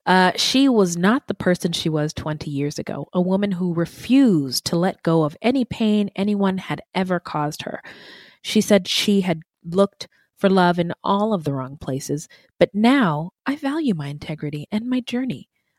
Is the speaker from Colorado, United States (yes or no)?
no; California, United States; And I'm from California, and my impression of Costa Mesa is it is a very also mostly white town.